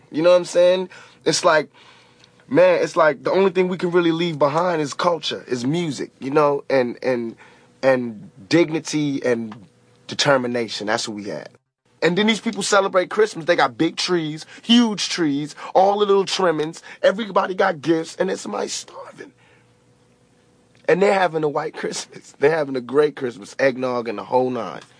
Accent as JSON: {"language": "English", "region": "England", "country": "United Kingdom", "said": "my parents, I'm, I'm English, so we persevere with all the English traditions"}